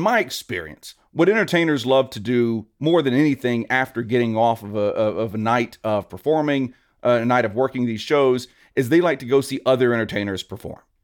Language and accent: English; Louisiana, United States; now in Las Vegas, United States; I am a Southern boy. I, I grew up in Louisiana.